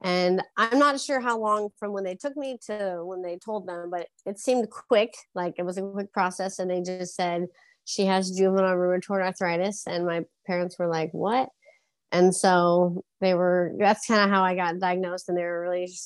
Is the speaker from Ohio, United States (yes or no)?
no; San Diego, California, United States; born and raised in San Diego, California